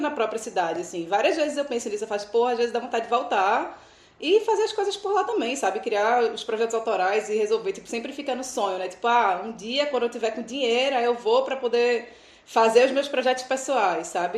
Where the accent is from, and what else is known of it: Recife, Pernambuco, Brazil; moved away as an adult